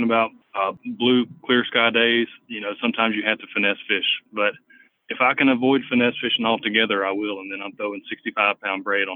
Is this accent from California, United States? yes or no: no; Selma, Alabama, United States; moved away as an adult; now in Birmingham, United States; I'm from Selma, Alabama. I grew up down there fishing on the Alabama River